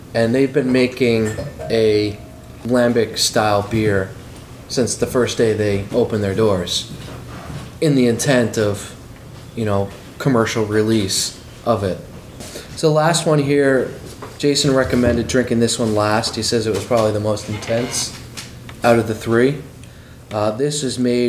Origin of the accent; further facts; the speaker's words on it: Bangor, Maine, United States; I grew up in Bangor, Maine